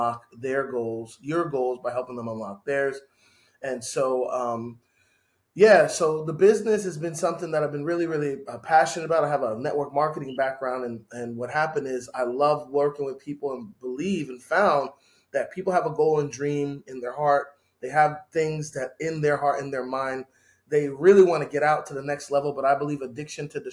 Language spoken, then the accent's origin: English; New York City, New York, United States; I'm the baby born in the Bronx, so I'm Jamaican